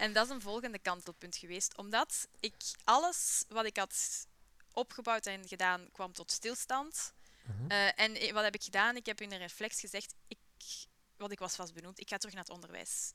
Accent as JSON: {"language": "Dutch", "town": "Buken", "region": "Flanders", "country": "Belgium", "tie": "born or raised there", "said": "opgegroeid in Buke City"}